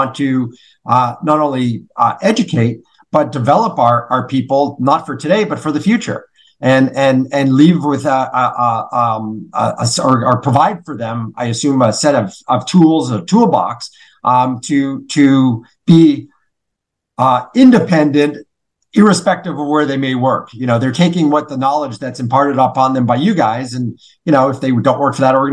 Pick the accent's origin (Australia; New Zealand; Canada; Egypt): Canada; growing up in Canada